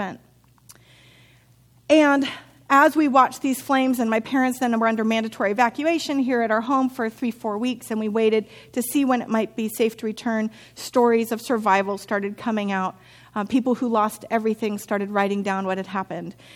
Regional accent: Santa Rosa, California, United States; My hometown is Santa Rosa. I've been there since I was 3-4 years old, and I graduated high school with the same people I went to preschool

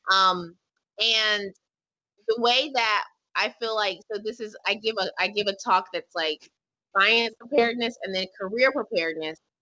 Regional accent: Hillsborough, North Carolina, United States; I'm from Hillsborough, North Carolina, which is a rural part of North Carolina near the Durham, Raleigh, Durham area

